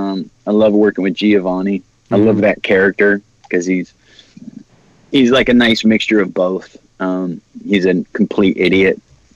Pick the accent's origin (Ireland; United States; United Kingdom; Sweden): Ireland; I'm Irish. You'll never hear those words string together out of my mouth.